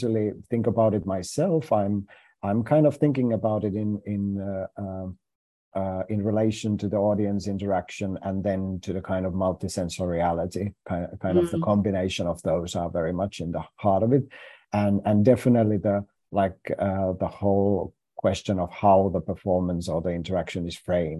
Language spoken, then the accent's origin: English; Finland; first language Finnish; English is a second language; our language is so different than it's not the same language group as English